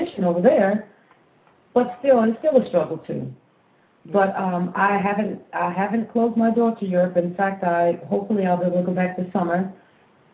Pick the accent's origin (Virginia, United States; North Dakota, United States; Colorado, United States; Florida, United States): Florida, United States; first language English; moved away as an adult; also born or lived in Jersey City, New Jersey / Italy; I'm from Florida, I'm born in Jersey